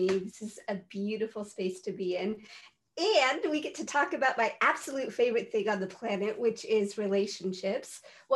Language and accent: English; San Francisco, California, United States; now in Santa Cruz, United States; I grew up in San Francisco